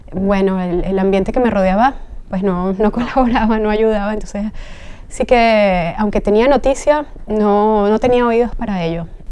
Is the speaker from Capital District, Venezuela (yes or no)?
yes; Caracas, Capital District, Venezuela; moved away as an adult; now in Spain; soy de Venezuela, nací en Caracas